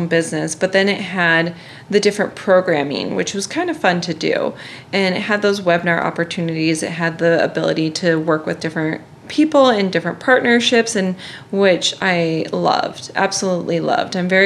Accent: Iowa, United States; moved away as an adult; also born or lived in South Carolina / Chicago; even though I'm from Iowa.

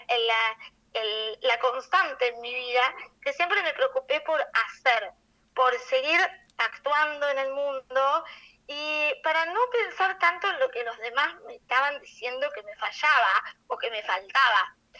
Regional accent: Argentina; yo soy argentina

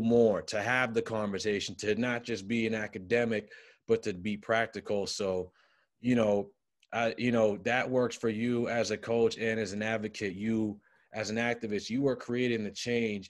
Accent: Cambridge, Massachusetts, United States; growing up in Cambridge ain't easy

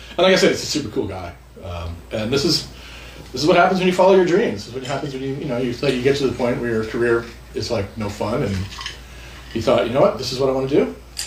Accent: Southern California, United States; I grew up in Southern California

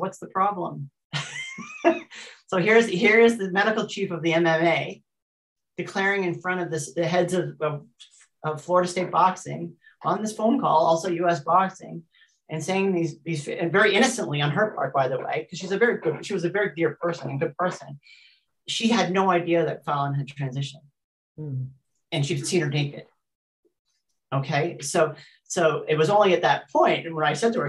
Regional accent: New Zealand; I'm also a New Zealander. I'm a New Zealander

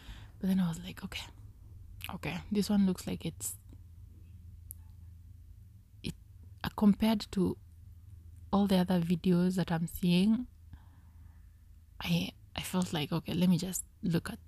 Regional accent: Kenya; I am Kenyan

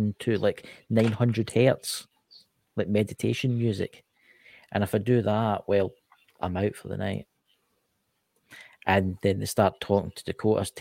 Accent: Scotland, United Kingdom; I'm Scottish

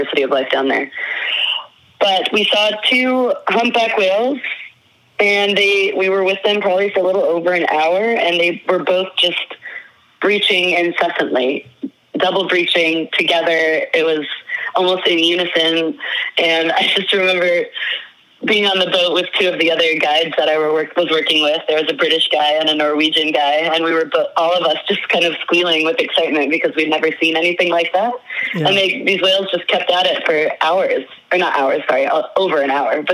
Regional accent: northern Idaho, United States; moved away as an adult; I grew up in Idaho, in northern Idaho

